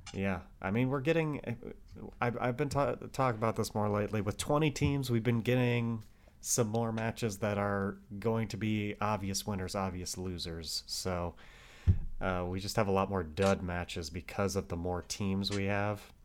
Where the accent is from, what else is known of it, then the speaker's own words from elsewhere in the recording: Detroit, Michigan, United States; my hometown of the, of Detroit